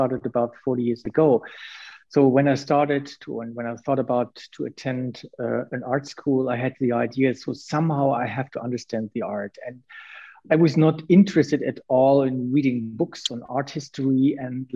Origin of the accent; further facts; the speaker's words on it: Münster, North Rhine-Westphalia, Germany; I went to the Art Academy in my hometown, Münster